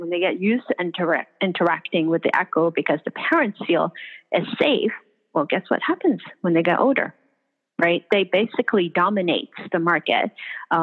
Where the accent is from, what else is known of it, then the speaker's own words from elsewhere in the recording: Hong Kong; moved away; when I was growing up in Hong Kong